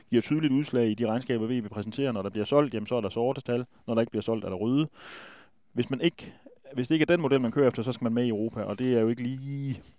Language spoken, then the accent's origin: Danish; Jutland, Denmark; vi er jo fra Jylland